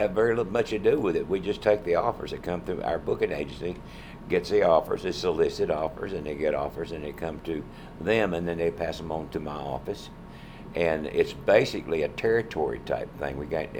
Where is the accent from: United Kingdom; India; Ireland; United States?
United States; North Carolina; And so I'm from North Carolina.